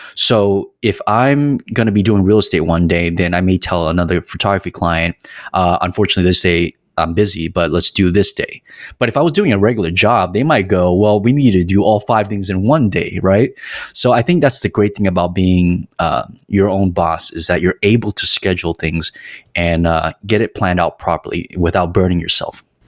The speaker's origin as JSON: {"language": "English", "town": "San Jose", "region": "California", "country": "United States", "tie": "born or raised there", "also_born_or_lived": "Los Angeles", "moved": "as an adult", "said": "I was born and raised in San Jose, California"}